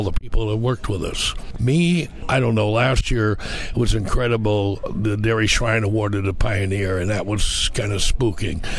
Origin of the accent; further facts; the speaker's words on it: southern Wisconsin, United States; I grew up about an hour east of here in southern Wisconsin